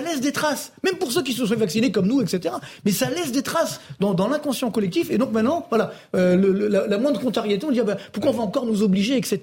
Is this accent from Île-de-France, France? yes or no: yes; Orly, Île-de-France, France; je viens de citer HLM d'Orly